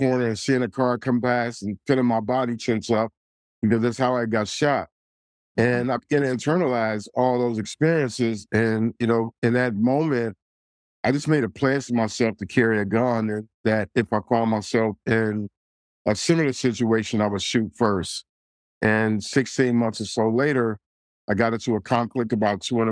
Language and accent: English; Detroit, Michigan, United States; I grew up in the city of Detroit, my hometown, my beloved hometown